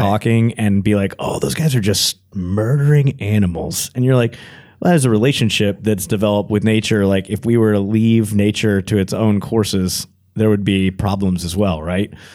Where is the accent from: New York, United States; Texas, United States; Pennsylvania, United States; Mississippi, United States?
Texas, United States; growing up in Texas